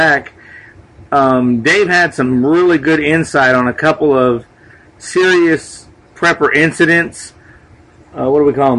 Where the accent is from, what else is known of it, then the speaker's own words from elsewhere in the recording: Los Angeles, California, United States; Me and Dave are both from the LA area. I'm from the San Fernando Valley, Van Nuys, Reseda area